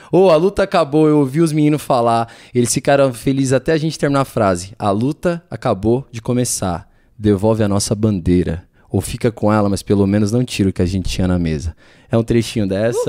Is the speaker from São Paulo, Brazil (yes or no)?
yes; São Paulo, Brazil; born or raised there